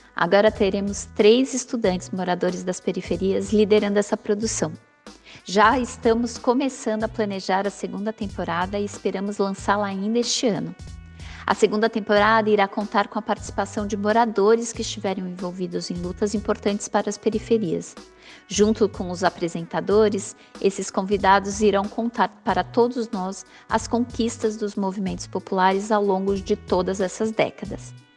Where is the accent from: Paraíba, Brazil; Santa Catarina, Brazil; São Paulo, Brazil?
São Paulo, Brazil; Eu nasci em Americanópolis, que é um bairro periférico da zona sul da cidade de São Paulo